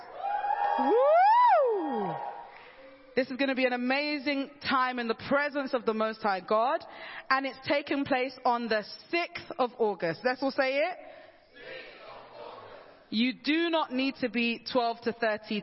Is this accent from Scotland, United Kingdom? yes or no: no; London, United Kingdom; I'm a Londoner.